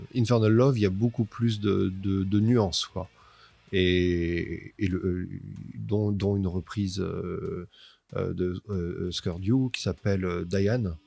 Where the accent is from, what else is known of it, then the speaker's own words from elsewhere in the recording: Toulouse, Occitania, France; on est de Toulouse